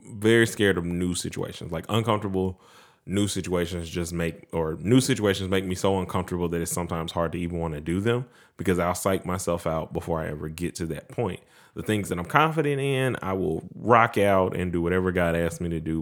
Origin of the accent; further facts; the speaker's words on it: Mount Pleasant, United States; moved away; the same closeness that we grew up with in Mount Pleasant.